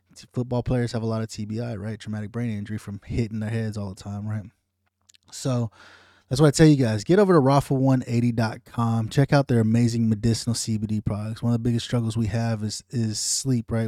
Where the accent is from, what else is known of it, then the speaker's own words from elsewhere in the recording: United States; as an American citizen